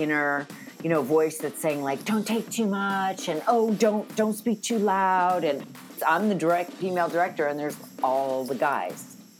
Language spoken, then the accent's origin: English; New York City, New York, United States; I was born and raised in New York. I'm like a fourth generation New Yorker. My mom, my grandmother, we've been there a long time.